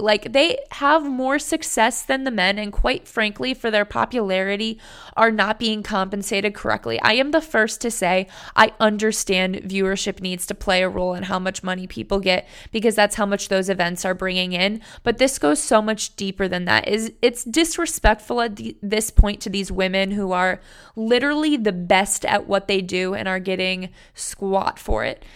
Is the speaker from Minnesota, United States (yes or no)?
no; Cleveland, Ohio, United States; moved away; my hometown, Cleveland, Ohio